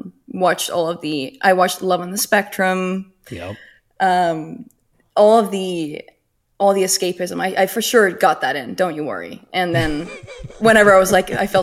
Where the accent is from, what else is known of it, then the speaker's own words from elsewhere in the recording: Denmark; now in Los Angeles, United States; I'm Danish